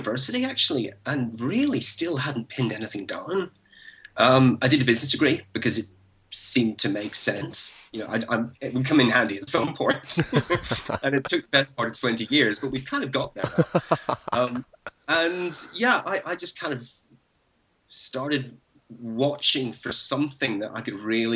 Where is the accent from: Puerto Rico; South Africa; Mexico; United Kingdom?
United Kingdom; Belfast, Northern Ireland; moved away; I was born and raised in Belfast, and I grew up there through the 70s and 80s